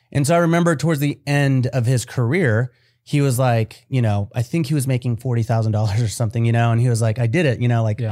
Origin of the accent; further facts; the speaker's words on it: United States; I was born here in America.